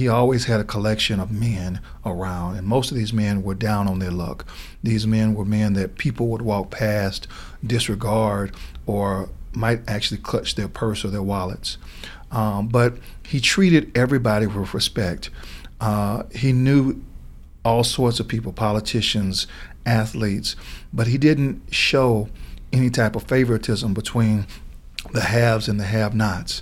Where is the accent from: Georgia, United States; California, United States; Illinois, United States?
Georgia, United States; Atlanta; when I got to the U.S. Attorney's Office here in Atlanta, that was because there was an opportunity to come back and serve the people of my hometown